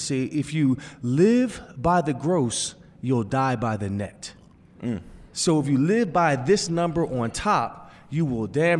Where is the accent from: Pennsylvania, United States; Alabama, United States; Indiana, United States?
Pennsylvania, United States; Growing up in Pennsylvania, you want to wear the black shoes. You want the blue and white.